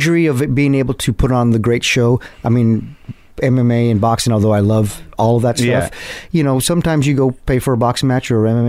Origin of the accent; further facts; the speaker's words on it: Orange County, California, United States; also born or lived in El Paso, Texas; I grew up here in Orange County. And I'm from El Paso, Texas. That's where our family's, you know, Mexico City, but then El Paso, Texas. But we grew up here in Orange County in like Huntington Beach, Fountain Valley.